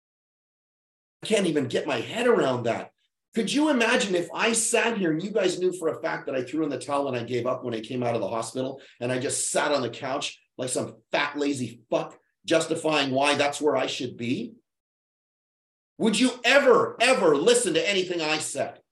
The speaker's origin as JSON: {"language": "English", "town": "Winnipeg", "region": "Manitoba", "country": "Canada", "tie": "born or raised there", "said": "That's how little money our town had. It's 700,000 people. Winnipeg"}